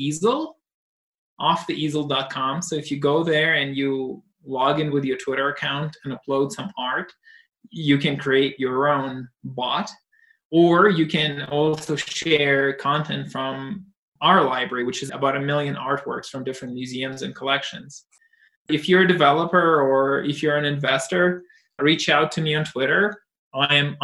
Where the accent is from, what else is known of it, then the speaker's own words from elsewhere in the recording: Russia; moved away; I was brought up in Russia